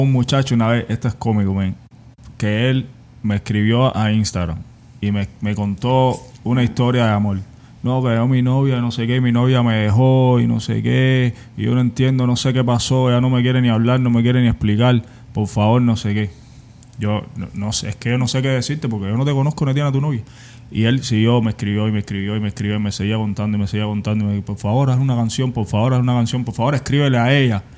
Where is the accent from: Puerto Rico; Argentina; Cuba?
Cuba; moved away as an adult; Yo soy cubano